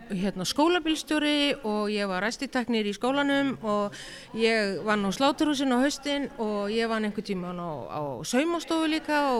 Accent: Northwestern Region, Iceland; now in Reykjavík, Iceland; Herðu, ég er skagfyrðingur, ég er fætt og alveg upp í skagafyrði.

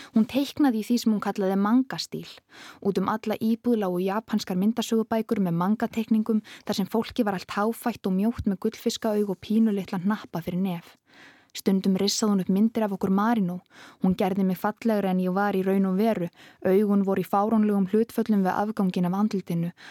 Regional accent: Reykjavík, Capital Region, Iceland; ég er bara ólst upp í Vestubænum

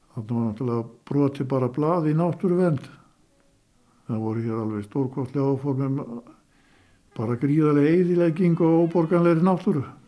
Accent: Skútustaðir, Northeastern Region, Iceland; í skútustöðum þaðan sem ég er nú

